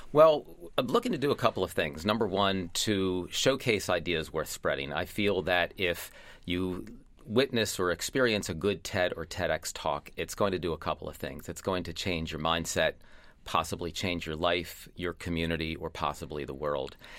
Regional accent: Lancaster, Pennsylvania, United States; my hometown

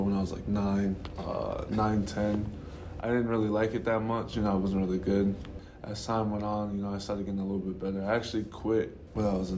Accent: Providence, Rhode Island, United States; moved away; Growing up in Providence, it was hard

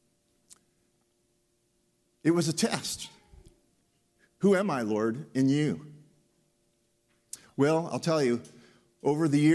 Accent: Pennsylvania, United States; I was born and raised in Pennsylvania

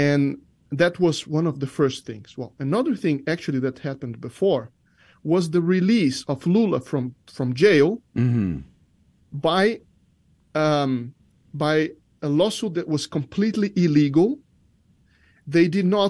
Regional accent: Brasília, Federal District, Brazil; English is a second language; I'm from Brasilia, the capital.

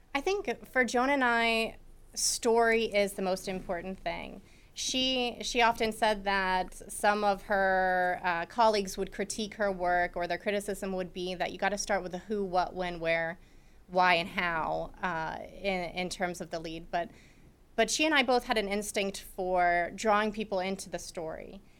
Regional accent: Mechanicsburg, Pennsylvania, United States; moved away as an adult; also born or lived in Brookville, Pennsylvania; I was from Mechanicsburg

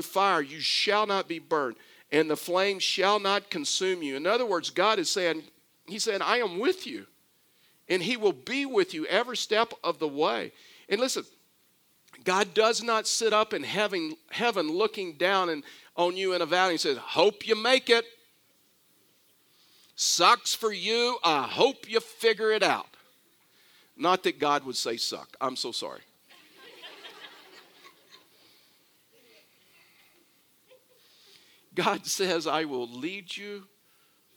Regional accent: Texas, United States; I'm from Texas

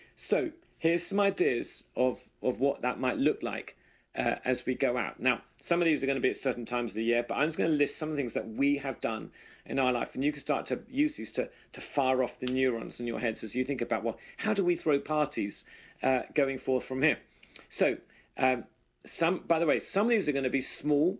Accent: England, United Kingdom; now in United States; us as good English people, Brits in America

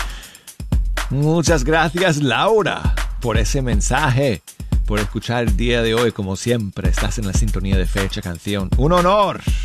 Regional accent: Denver, Colorado, United States; now in Birmingham, United States; el frío de, de mi ciudad natal, de Denver, Colorado

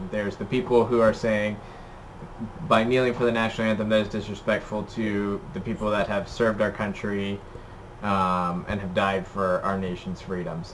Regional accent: United States; as an American

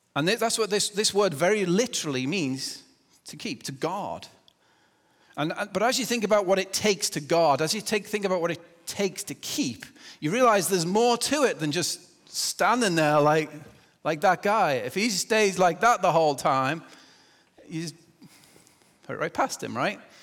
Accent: England, United Kingdom; moved away; I'm English

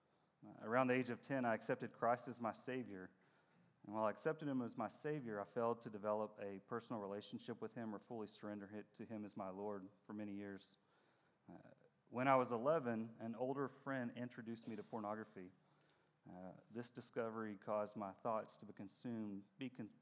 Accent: Dallas, Texas, United States; I was born in Dallas, and I spent most of my life in this area.

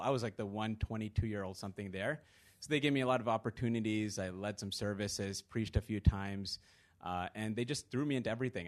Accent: Virginia, United States; moved away as an adult; also born or lived in London; I grew up in Virginia

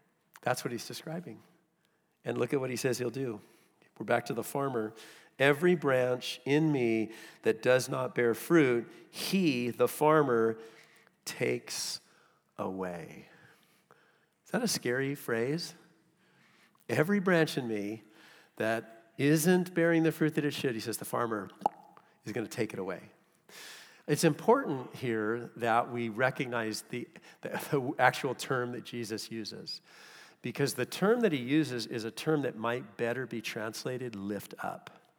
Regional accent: California, United States; I came from Southern California, and Southern California is an arid climate

